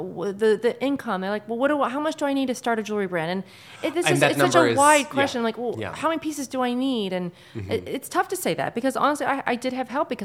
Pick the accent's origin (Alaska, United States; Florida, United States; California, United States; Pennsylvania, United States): Florida, United States; Miami Beach; moved away as an adult; now in New York City, United States; I'm from Miami Beach